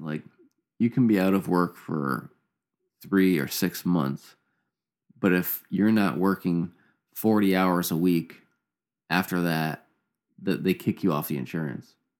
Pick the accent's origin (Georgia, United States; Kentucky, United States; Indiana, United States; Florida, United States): Indiana, United States; also born or lived in Canada; me and my brother, mom and dad, and they moved, uh, moved down to Indiana when I was probably, like, a couple years old.